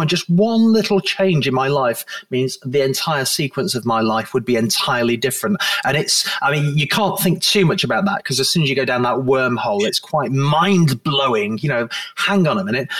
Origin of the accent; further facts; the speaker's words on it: Blackpool, North West England, United Kingdom; moved away as an adult; also born or lived in Manchester / Liverpool; now in Guernsey; although I was born in Manchester, I then eventually went uh, to, to grow up in Blackpool in my formative years in late primary school and secondary school